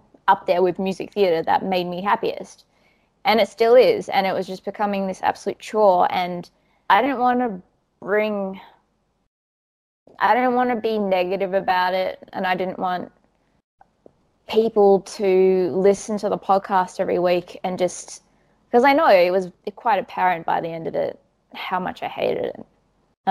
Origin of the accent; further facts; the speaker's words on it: Perth, Western Australia, Australia; moved away as an adult; also born or lived in Sydney; now in Perth, Australia; I grew up in Perth. That's where most of my family are.